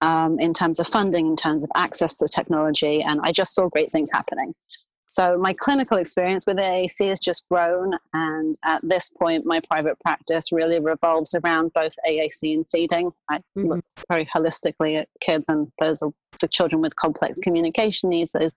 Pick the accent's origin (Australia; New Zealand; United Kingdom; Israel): United Kingdom; London; moved away as an adult; now in New York, United States; I grew up in London, where I went to university to become a speech and language therapist